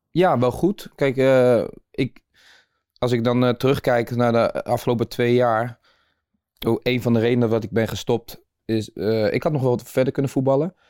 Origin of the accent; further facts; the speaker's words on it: Nieuwegein, Utrecht, Netherlands; geboren en getogen in Nieuwegein